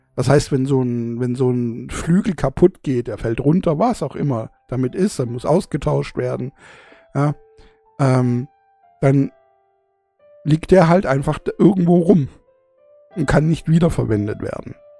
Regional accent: Germany; also born or lived in southern Germany; bei uns in Deutschland

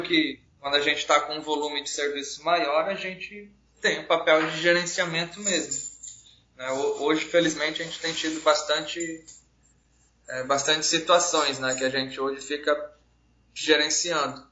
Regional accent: Paraná, Brazil; now in Roraima, Brazil; eu sou natural do estado do Paraná, mas moro aqui em Roraima já desde 94

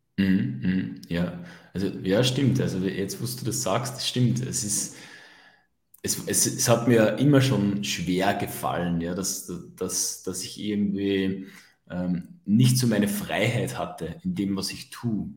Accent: Upper Austria, Austria; bei uns in Oberösterreich sagt man das Sturschädeln dazu

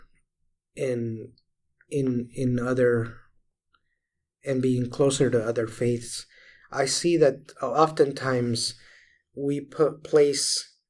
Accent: Venezuela; moved away; I grew up in Venezuela

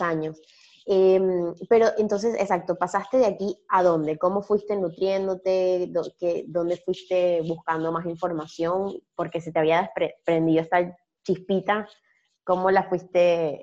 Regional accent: Venezuela; now in Buenos Aires, Argentina; yo soy venezolana, pero estoy en Buenos Aires hace tiempo

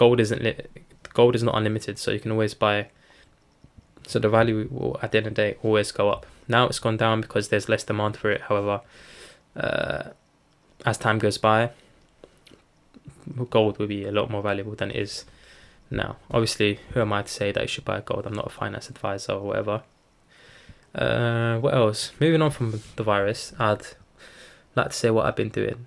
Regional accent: Turkey; I'm from Turkey

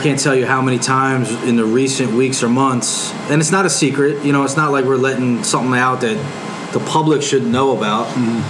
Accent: Philadelphia, Pennsylvania, United States; growing up in Philly

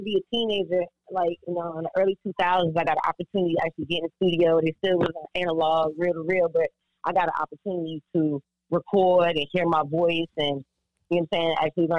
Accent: Virginia Beach, Virginia, United States; No, I'm from Virginia Beach, Virginia.

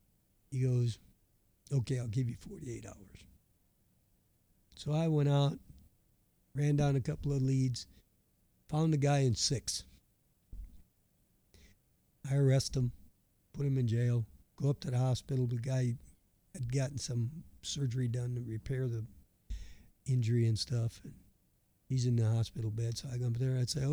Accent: Burlington, Wisconsin, United States; now in Kansas, United States; Down in the southeast part, down near a town called Burlington, Wisconsin

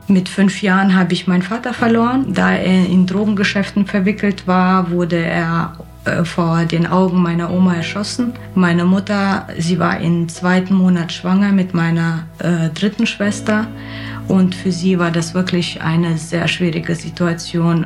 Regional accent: Kyrgyzstan; now in Germany; Ich komme aus Kirgisien ursprünglich.

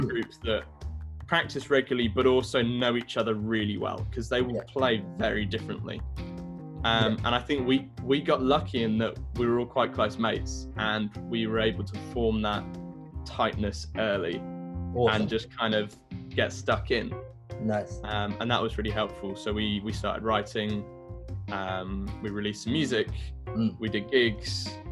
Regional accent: Brighton, South East England, United Kingdom; I grew up in Brighton, South Coast, England.

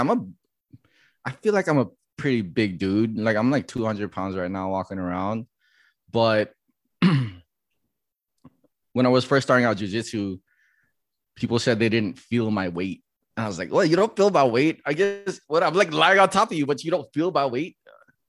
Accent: Makakilo, Hawaii, United States; also born or lived in San Diego, California; I was born in Hawaii, but I think I moved to San Diego before I was like a year old. And then I grew up there until like my elementary years.

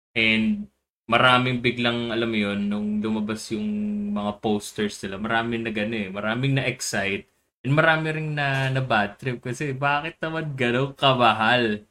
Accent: Philippines; as a Filipino, as a Pinoy

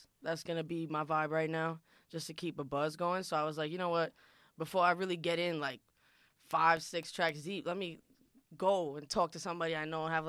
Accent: New York City, New York, United States; English is a second language; I'm from Queens, New York, Woodside. Shout out Woodside.

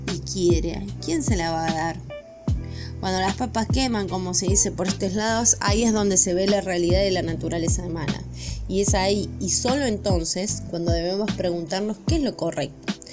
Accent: Argentina; Argentina, nuestro país

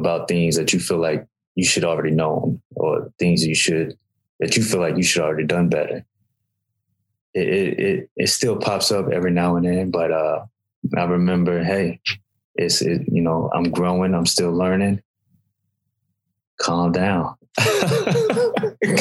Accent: Alabama, United States; I grew up in Alabama

